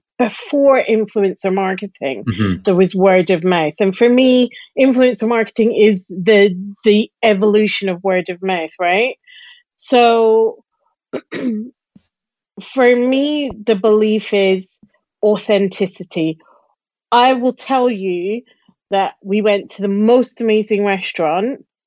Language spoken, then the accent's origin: English; Glasgow, Scotland, United Kingdom; accent: Glasgow; now in London, United Kingdom; So my accent is definitely softer than it would be if I was living in Glasgow. However, we have a Glasgow contingent in London.